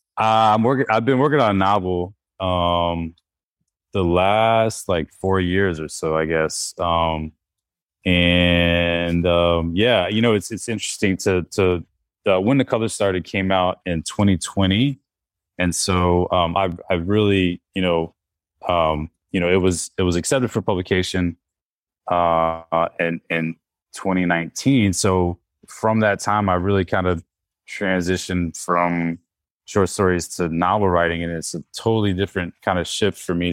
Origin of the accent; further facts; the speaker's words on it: North Carolina, United States; I'm from North Carolina